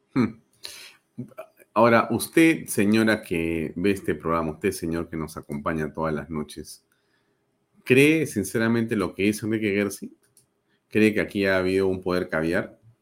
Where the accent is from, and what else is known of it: Peru